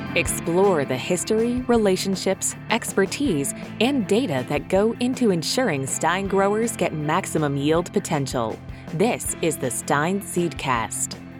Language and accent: English; Florida, United States; I'm originally from Florida, uh, Florida native